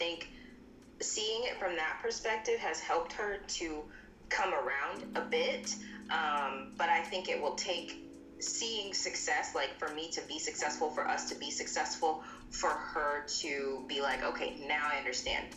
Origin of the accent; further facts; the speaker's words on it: Texas, United States; I'm from Texas